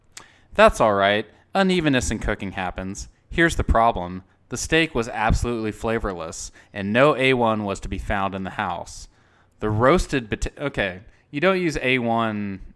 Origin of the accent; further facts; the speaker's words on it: Texas, United States; I ordered the steak medium rare because I'm a Texan and I respect the cow.